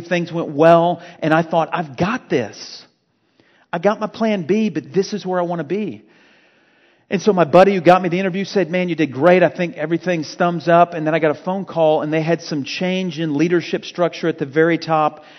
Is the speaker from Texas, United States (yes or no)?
yes; Fort Worth, Texas, United States; moved away as an adult; also born or lived in Louisiana; Fort Worth's my hometown.